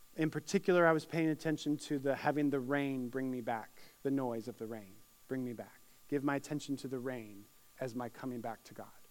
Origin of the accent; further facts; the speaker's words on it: Syracuse, New York, United States; now in Indiana, United States; my hometown of Syracuse, New York